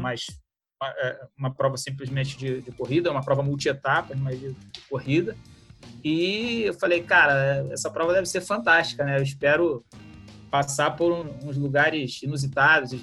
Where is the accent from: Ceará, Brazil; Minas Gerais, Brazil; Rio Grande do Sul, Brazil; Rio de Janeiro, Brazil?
Rio de Janeiro, Brazil; eu sou do Rio de Janeiro